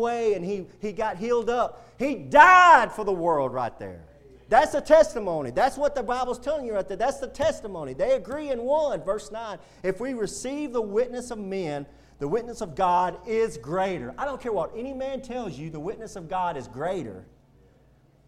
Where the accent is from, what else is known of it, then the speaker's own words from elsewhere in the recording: United States; being an American citizen